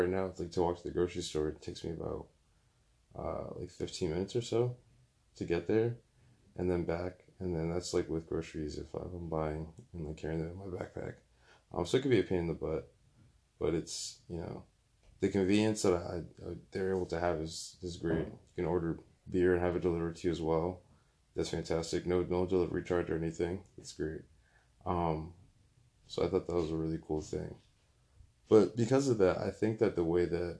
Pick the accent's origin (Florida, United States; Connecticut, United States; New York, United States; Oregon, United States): Connecticut, United States; Bloomfield; also born or lived in West Hartford; growing up in Bloomfield, going to school in West Hartford